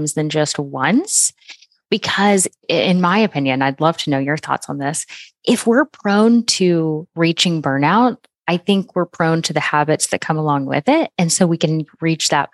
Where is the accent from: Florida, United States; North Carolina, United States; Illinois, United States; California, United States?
Florida, United States; moved away as an adult; now in Oklahoma, United States; I live in Oklahoma now, but we had gone home to my home state of Florida